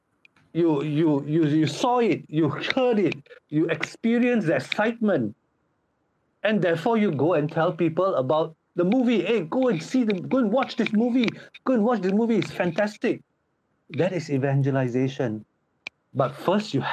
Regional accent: Seremban, Negeri Sembilan, Malaysia; moved away as an adult; now in Poland; I am Malaysian. My hometown is Seremban, Negeri Sembilan

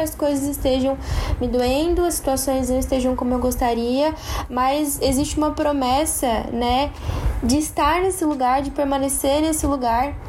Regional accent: interior of São Paulo, Brazil; moved away as an adult; now in Balneário Camboriú, Brazil; eu sou do interior de São Paulo, bem no interior de São Paulo

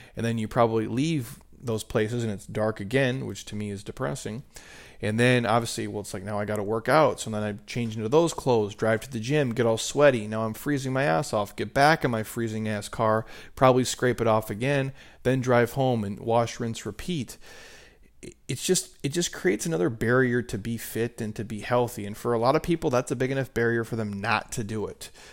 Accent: Minnesota, United States; moved away; growing up in Minnesota

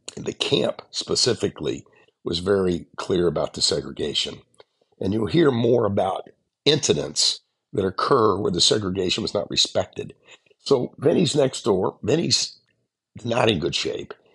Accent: the South, United States; growing up in the South and growing up in kind of a, a, a poor area

